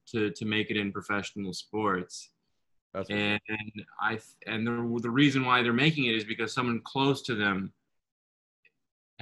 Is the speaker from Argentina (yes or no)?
no; Ottawa, Ontario, Canada; moved away as an adult; also born or lived in Budapest, Hungary / Toronto; now in New York, United States; I went to Glebe. I'm from the Glebe